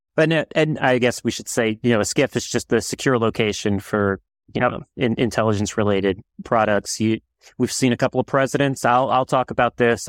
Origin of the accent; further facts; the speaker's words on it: New Orleans, Louisiana, United States; I'm from New Orleans